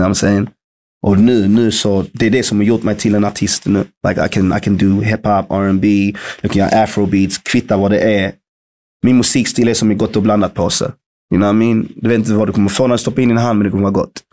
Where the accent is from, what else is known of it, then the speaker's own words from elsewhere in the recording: Malmö, Skåne, Sweden; moved away; also born or lived in London; Att jag är född och uppvuxen i Malmö